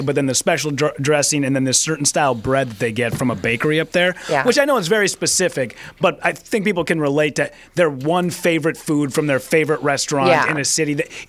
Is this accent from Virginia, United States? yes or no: no; Hibbing, Minnesota, United States; my hometown of Hibbing, Minnesota.